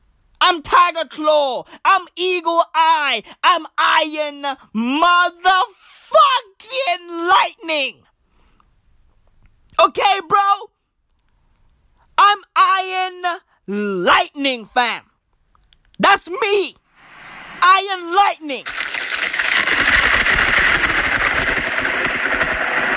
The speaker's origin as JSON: {"language": "English", "town": "Johannesburg", "region": "Gauteng", "country": "South Africa", "tie": "born or raised there", "said": "I grew up in Johannesburg, and guess what? I live in Johannesburg right now"}